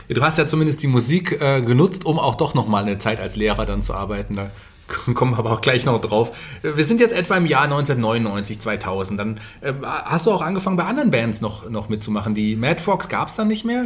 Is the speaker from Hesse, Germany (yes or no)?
yes; Fulda, Hesse, Germany; Ich komme ja hier auch aus der, aus der Gegend, bin ja auch gebürtiger Fulderer